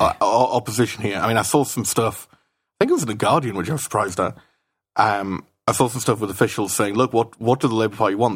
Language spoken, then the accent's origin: English; United Kingdom; now in Brussels, Belgium; as a Brit in Brussels